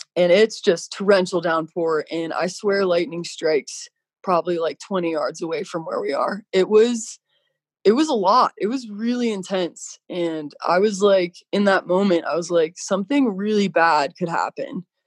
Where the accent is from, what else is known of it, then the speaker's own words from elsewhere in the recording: Colorado, United States; moved away as an adult; now in Park City, United States; I grew up in Colorado and I thought Colorado was pretty spectacular